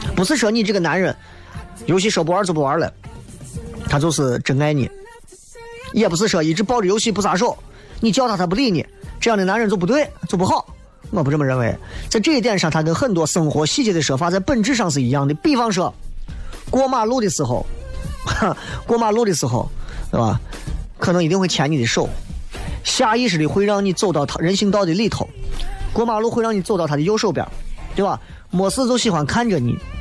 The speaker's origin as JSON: {"language": "Chinese", "town": "Xi'an", "region": "Shaanxi", "country": "China", "said": "我从来没有以为我是一个西安人而自卑过"}